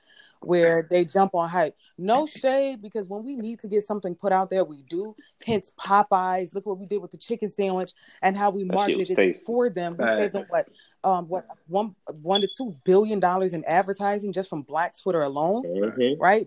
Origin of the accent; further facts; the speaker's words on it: Virginia, United States; now in Florida, United States; I'm from Virginia